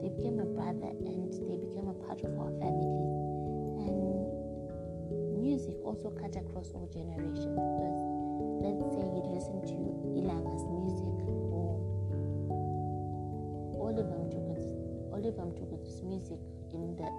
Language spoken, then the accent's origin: English; Zimbabwe; Zimbabwe, which is my home country